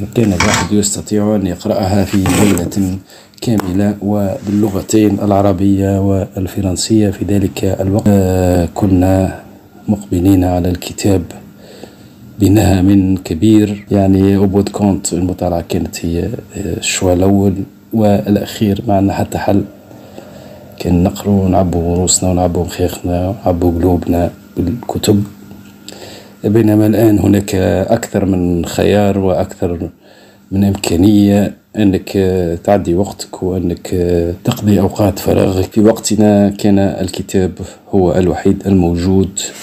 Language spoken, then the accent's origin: Arabic; Tunisia; عندنا في تونس